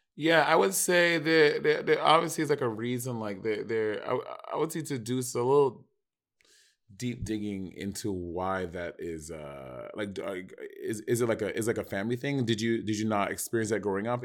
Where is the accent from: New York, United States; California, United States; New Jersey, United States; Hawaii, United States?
New York, United States; I'm from New York